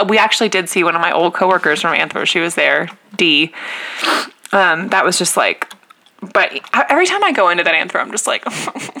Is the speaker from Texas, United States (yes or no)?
yes; The Woodlands, Texas, United States; moved away; we stayed at a hotel in the Woodlands, like on the waterway. Which was kind of, it was like so kooky to be like back in my hometown